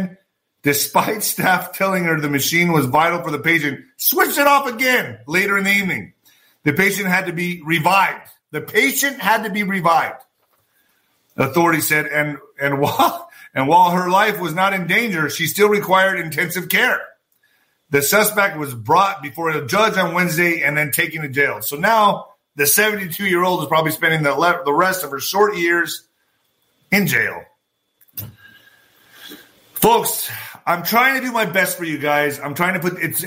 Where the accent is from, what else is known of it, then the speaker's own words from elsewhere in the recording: United States; I'm just trying to do my part as an American